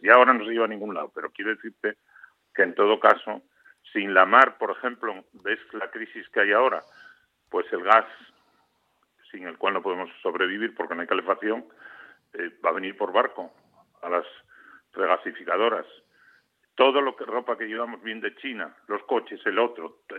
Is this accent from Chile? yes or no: no; Gijón, Asturias, Spain; also born or lived in Infiesto, Asturias / Oviedo; soy de infiesto, pero descubrí la mar, creo recordar, con el maestro de, allí, de mi pueblo, de Lozana, en de Sella. Pero a ver, realmente soy, un, eh, soy de allí, eh, o sea, me honro de haber nacido allí, eh, pero soy gijonés, ¿no? O sea, quiero decir que siempre viví en Gijón